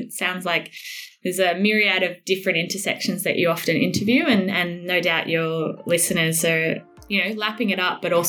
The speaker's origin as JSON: {"language": "English", "town": "Sydney", "region": "New South Wales", "country": "Australia", "tie": "born or raised there", "said": "lives actually close to where I grew up in Avalon, mm-hmm. Sydney, New South Wales."}